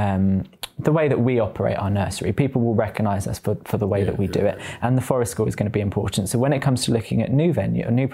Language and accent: English; Peterborough, East of England, United Kingdom; moved away as an adult; also born or lived in London; Peterborough is my legacy and it's my hometown